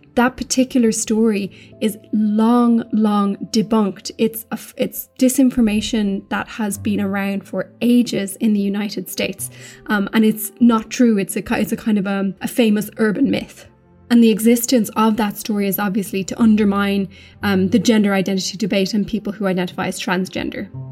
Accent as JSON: {"language": "English", "country": "Ireland", "said": "we're English speaking in Ireland"}